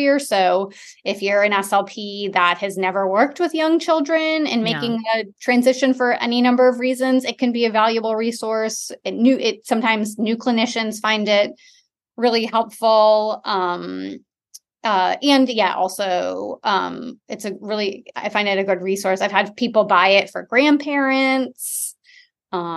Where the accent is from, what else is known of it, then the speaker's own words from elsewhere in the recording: Detroit, Michigan, United States; now in Austin, United States; I grew up in Michigan in the suburbs of Metro Detroit